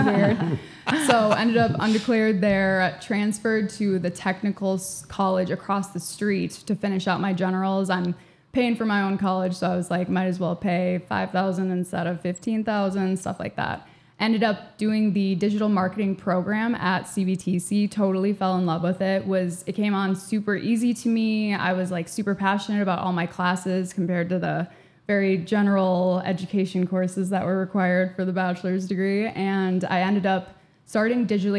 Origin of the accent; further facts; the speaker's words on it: Andover, Minnesota, United States; moved away as an adult; also born or lived in Eau Claire, Wisconsin; I grew up in Andover, Minnesota, graduated from Andover High School in 2018